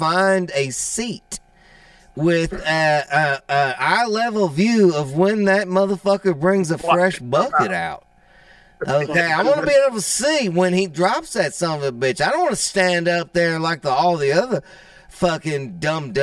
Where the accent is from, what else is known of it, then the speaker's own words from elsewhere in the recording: New Orleans area, Louisiana, United States; I'm from New Orleans, or from area, south of Louisiana